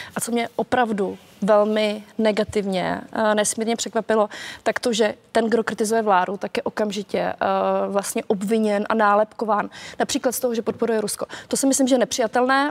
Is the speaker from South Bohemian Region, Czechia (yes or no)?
no; Moravian Slovakia, South Moravian Region, Czechia; já jsem ze Slovácka